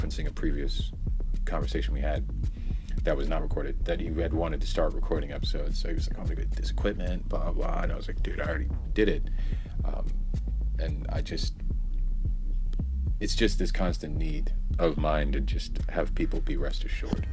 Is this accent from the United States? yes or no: yes; United States; I'm not Canadian, I'm American